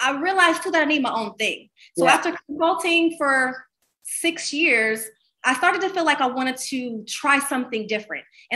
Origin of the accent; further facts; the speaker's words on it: Columbus, Ohio, United States; moved away; also born or lived in Los Angeles / Miami; I moved back to my hometown of Columbus, Ohio.